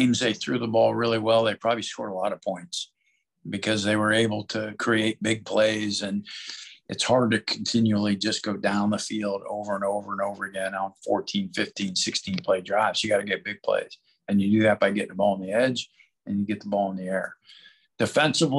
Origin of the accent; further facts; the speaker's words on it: Youngstown, Ohio, United States; moved away; I started out as a defensive coach growing up in Youngstown, Ohio. So went to Cardinal Mooney High School